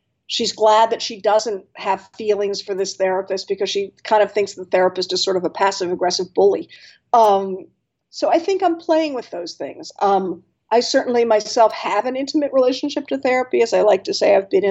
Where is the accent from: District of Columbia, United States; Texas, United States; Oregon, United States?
District of Columbia, United States; Washington; I grew up in Washington, D.C.